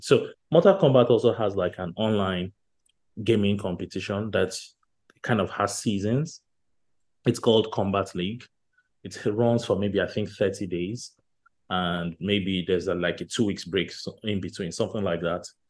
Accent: Nigeria; growing up in Nigeria

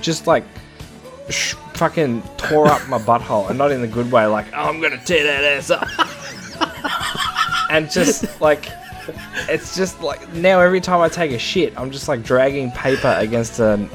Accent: Australia; I am Australian

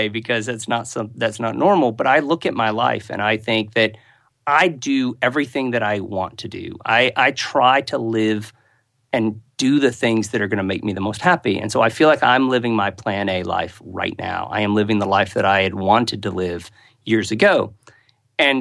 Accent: United States; moved away; I am an American, so even though I live outside America

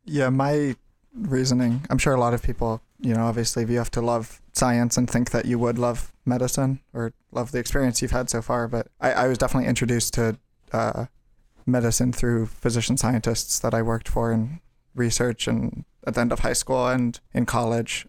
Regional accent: Brookline, Massachusetts, United States; moved away; I'm from Brookline, Massachusetts

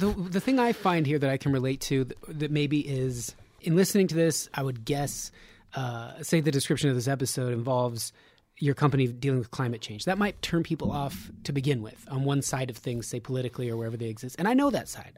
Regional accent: Nevada, United States; I'm from Nevada

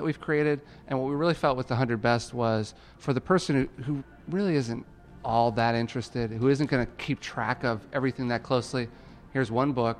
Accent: just outside Milwaukee, Wisconsin, United States; I grew up just outside Milwaukee

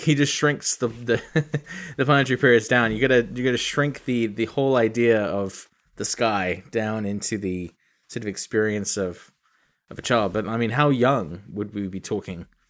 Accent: England, United Kingdom; now in United States; I was born in England.

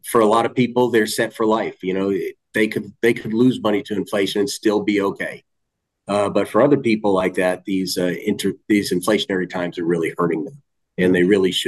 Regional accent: about 30 miles from Boston, Massachusetts, United States; moved away; about 30 miles away from Boston

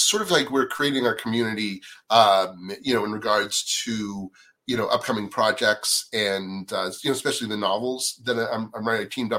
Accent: East Coast, United States; Well, first of all, I didn't know anybody when I came out here. I grew up on the East Coast.

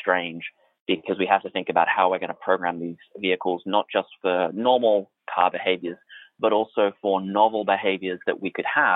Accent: Australia; now in United States; this comes from being a foreigner in part, so I'm Australian

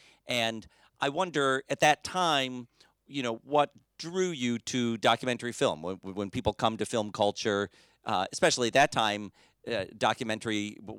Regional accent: Detroit, Michigan, United States; moved away as an adult; I grew up in Detroit, Michigan, another embattled city.

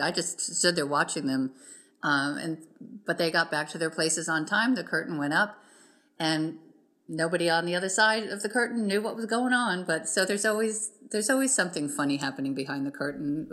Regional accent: South Florida, United States; moved away; growing up in South Florida at that time, we didn't really have access to things the way we do now

